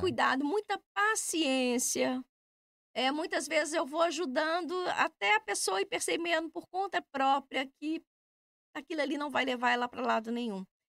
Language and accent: Portuguese; Minas Gerais, Brazil; moved away as an adult; also born or lived in Belo Horizonte; now in Braga, Portugal; eu sou de Minas Gerais